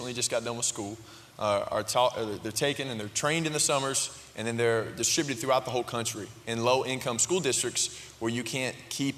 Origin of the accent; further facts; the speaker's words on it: High Point, North Carolina, United States; I'm from High Point, right next door, and I graduated from High Point Central back in 2007.